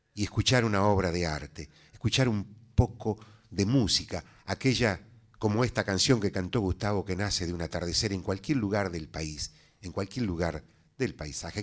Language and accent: Spanish; Santiago del Estero, Argentina; nosotros los santiagueños